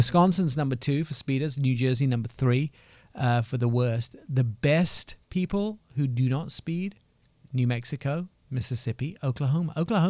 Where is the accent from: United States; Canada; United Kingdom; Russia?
United Kingdom; England; moved away; don't give me a hard time about being English.